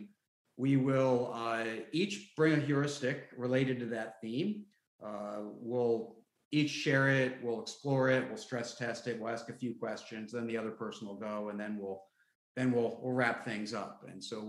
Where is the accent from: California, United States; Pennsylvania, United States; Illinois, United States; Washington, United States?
Pennsylvania, United States; near Three Mile Island; grew up near Three Mile Island. We had to leave our home